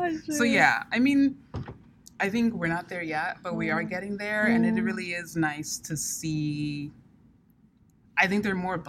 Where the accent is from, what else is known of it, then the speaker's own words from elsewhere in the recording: Sierra Leone; Now, I come from Sierra Leone, and like throughout my childhood, Sierra Leone was in a protracted civil war.